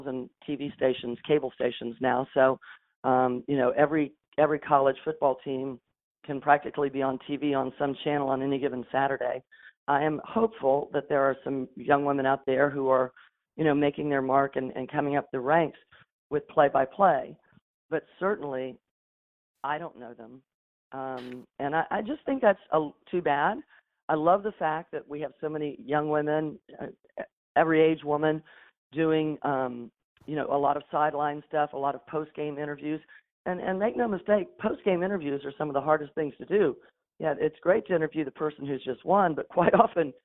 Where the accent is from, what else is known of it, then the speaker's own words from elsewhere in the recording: Tampa, Florida, United States; being in my hometown, raising my family